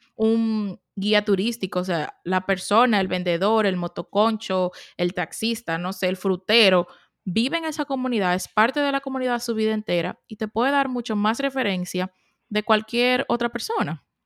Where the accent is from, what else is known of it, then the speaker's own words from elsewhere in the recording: Dominican Republic; now in United States; soy dominicana. Y cuando vine que vine para Estados Unidos